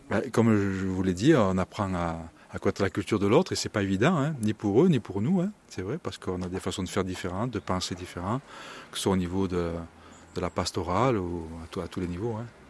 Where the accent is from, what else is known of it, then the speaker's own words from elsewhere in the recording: Drôme Provençale, Vaucluse, Provence-Alpes-Côte d'Azur, France; accent: Midi; now in Ardèche, France; mon accent me trahit un petit peu. Je suis un peu plus du Midi, je ne suis pas de l'Ardèche. Je suis à Drôme Provençal, Vaucluse.